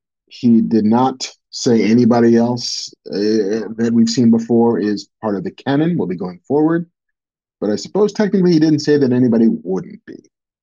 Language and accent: English; United Kingdom; As a Brit, James Bond is a bit of a sort of national treasure that Brits get to handle every now and again.